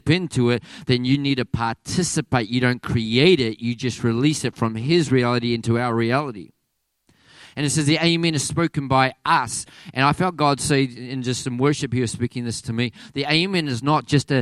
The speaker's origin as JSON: {"language": "English", "country": "Australia", "accent": "Aussie", "said": "my Aussie accent"}